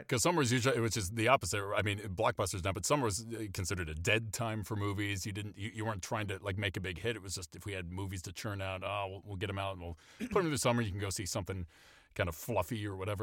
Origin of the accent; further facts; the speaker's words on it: Maine, United States; I grew up in Maine, so I have a, in a small town in Maine